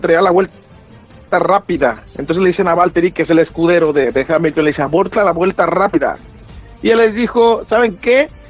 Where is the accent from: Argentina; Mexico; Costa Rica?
Mexico; Guadalajara, Jalisco; sale el corazón tapatío, pues es de, mi ciudad